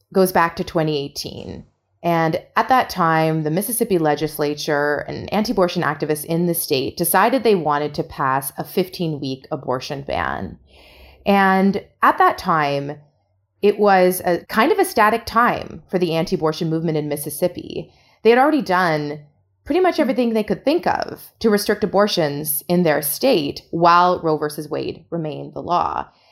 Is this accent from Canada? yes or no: yes; Canada; as a Canadian